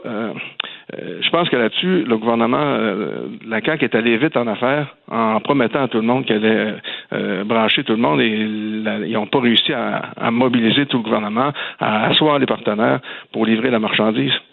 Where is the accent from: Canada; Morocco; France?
Canada; rural Quebec village; dans mon village natal